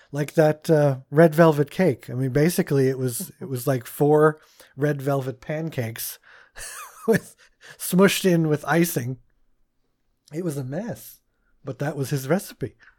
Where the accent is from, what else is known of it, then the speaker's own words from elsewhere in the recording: Pennsylvania, United States; growing up in Pennsylvania